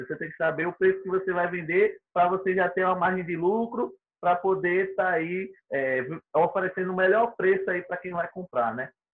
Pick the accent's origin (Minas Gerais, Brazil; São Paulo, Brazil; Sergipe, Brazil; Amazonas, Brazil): Sergipe, Brazil; Aracaju; Eu sou de Aracaju, Sergipe